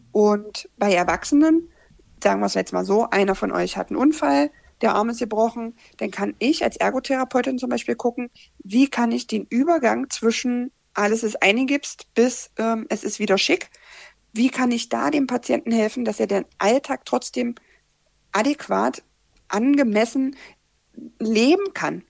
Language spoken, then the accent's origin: German; Magdeburg, Saxony-Anhalt, Germany; ich bin aus Magdeburg